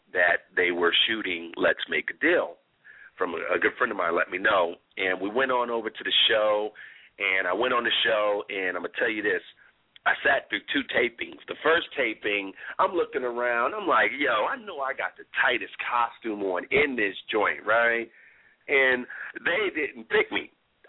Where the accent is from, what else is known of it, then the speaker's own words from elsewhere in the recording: Atlantic City, New Jersey, United States; born there; also born or lived in California; Originally, I was born in Atlantic City, New Jersey, came out of California.